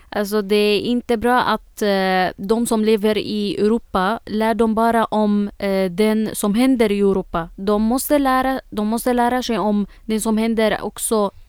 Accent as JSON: {"language": "Swedish", "country": "Syria", "second_language": "Swedish", "moved": "yes", "lives_now": "Sweden", "said": "jag flyttade från Syrien till, här, till eh, Sverige."}